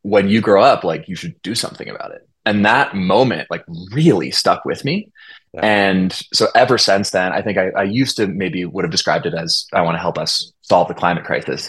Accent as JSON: {"language": "English", "town": "Olympia", "region": "Washington", "country": "United States", "tie": "born or raised there", "said": "I grew up in Olympia, Washington"}